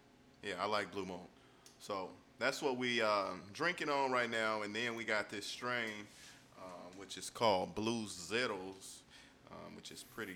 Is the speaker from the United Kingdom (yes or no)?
no; Chicago, Illinois, United States; I'm from Chicago